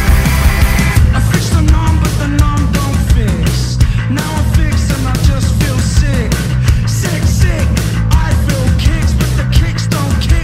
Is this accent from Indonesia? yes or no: no; England, United Kingdom; we're English.